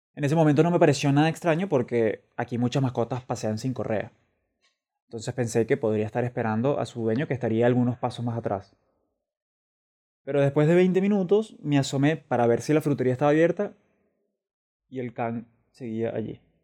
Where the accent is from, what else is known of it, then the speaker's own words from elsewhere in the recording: Venezuela; moved away as an adult; also born or lived in Caracas; now in Madrid, Spain; soy un venezolano que reside en Madrid.